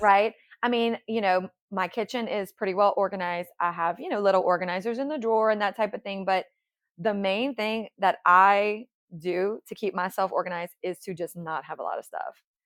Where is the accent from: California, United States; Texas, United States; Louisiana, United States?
Louisiana, United States; New Iberia; moved away as an adult; now in Baton Rouge, United States; I'm from the Lafayette area, from New Iberia